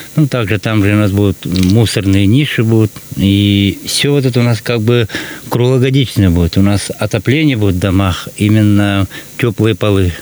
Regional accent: Suldukar, Sakha Republic, Russia; мы из села Сульдукар

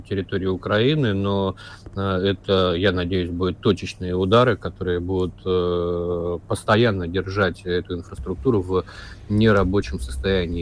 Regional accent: Vladivostok, Primorsky Krai, Russia; я вырос, кстати, в Владивостоке

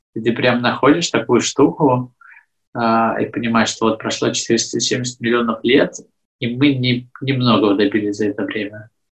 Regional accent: Belarus; moved away; я вроде как из Беларуси

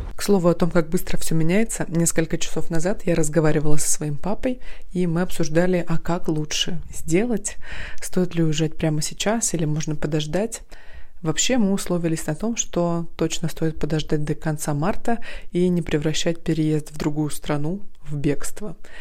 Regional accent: Krasnoyarsk, Krasnoyarsk Krai, Russia; Я из Красноярска, и каждую зиму я проводила там

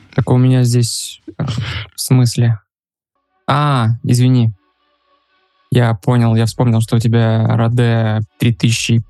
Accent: Russia; moved away as an adult; now in Uzbekistan; я россиянин, у меня есть карточка Казахстана, и живу я сейчас в Узбекистане

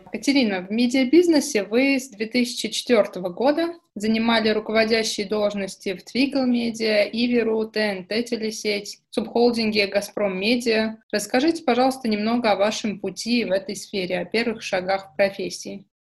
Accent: Novosibirsk, Novosibirsk Oblast, Russia; moved away as an adult; also born or lived in Italy; now in Moscow, Russia; Да, я из

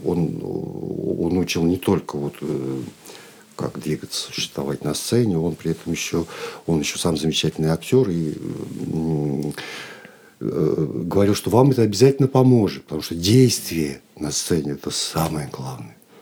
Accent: Chkalovsk, Nizhny Novgorod Oblast, Russia; moved away as an adult; now in Moscow, Russia; я родом из Нижегородской области, город Чкалск

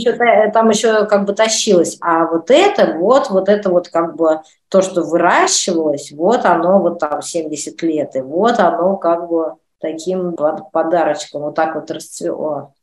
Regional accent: Russia; moved away as an adult; now in France; мы из России, по-русски говорим

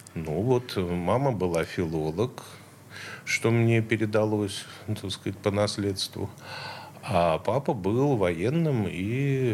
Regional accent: Saint Petersburg, Russia; Я центровой, я, да, с Петроградки

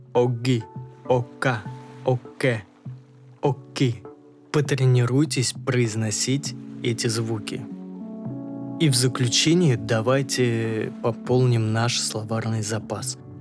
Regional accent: Russia; ты из России

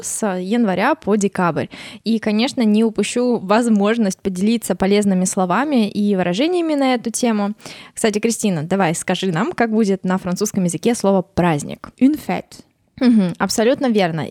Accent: Russia; у нас просто какой-то тотал, да, вот тотал хранения елки

